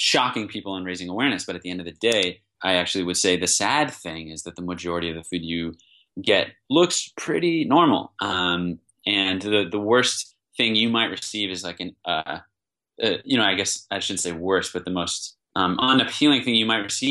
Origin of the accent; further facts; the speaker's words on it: East Coast, United States; now in Bay Area, United States; I'm from the East Coast